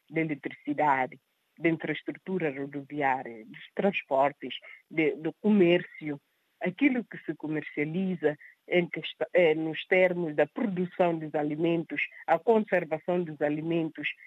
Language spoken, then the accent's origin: Portuguese; Guinea-Bissau; Não me podia sentir como guineense, como cidadã guineense